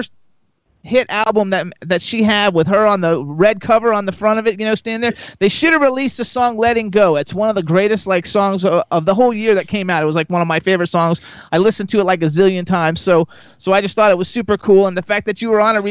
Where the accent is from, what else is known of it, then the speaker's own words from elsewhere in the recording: South Florida, United States; moved away as an adult; now in Pennsylvania, United States; I'm actually from South Florida. Like, I grew up there